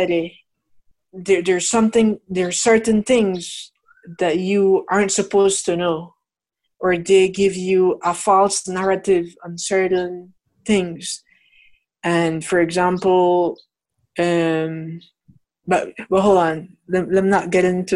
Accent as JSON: {"language": "English", "country": "Belize", "tie": "born or raised there", "said": "I was born here in Belize."}